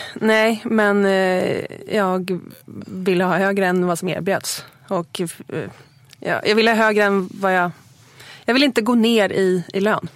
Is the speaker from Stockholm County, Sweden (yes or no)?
yes; Huddinge, Stockholm County, Sweden; also born or lived in Lidingö / Östermalm, Stockholm; now in Stockholm, Sweden; jag är uppvuxen i Segeltorp utanför Huddinge